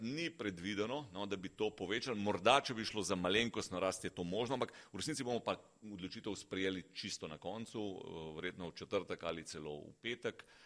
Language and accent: Slovenian; Slovenia